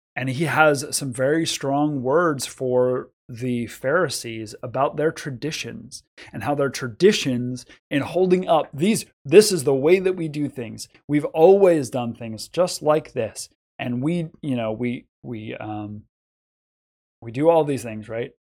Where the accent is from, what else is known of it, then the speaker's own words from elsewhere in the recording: United States; we are American Christians